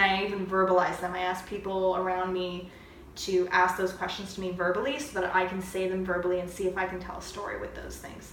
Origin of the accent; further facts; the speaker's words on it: St. Catharines, Ontario, Canada; moved away as an adult; now in Ottawa, Canada; I'm from St. Catharines, a smaller city, and I moved here to go to university